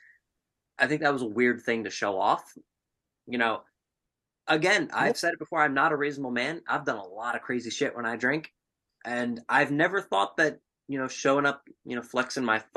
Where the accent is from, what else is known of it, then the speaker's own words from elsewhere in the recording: Orlando, Florida, United States; I got my hometown team. I got the Orlando Guardians